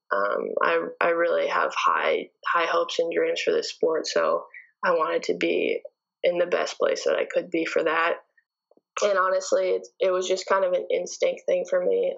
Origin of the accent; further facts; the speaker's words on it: Canada; moved away as an adult; I'm from Canada